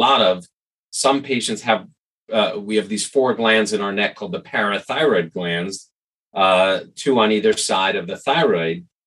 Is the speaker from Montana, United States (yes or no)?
no; New York City, New York, United States; growing up in New York City, for whatever reason, we used to see him on the street all the time